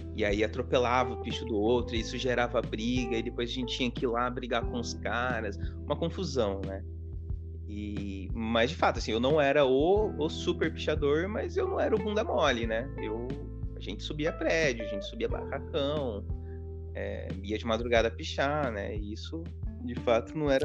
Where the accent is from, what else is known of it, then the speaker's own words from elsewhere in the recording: Hortolândia, São Paulo, Brazil; eu morei em dois bairros em Hortolândia